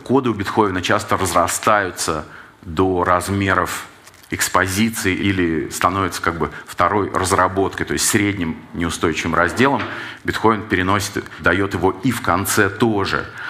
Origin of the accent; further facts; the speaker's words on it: Saint Petersburg, Russia; как человек питерский